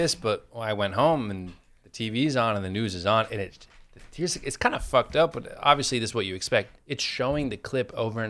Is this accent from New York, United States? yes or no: yes; New York, United States; So I'm from New York, right? I'm in first grade.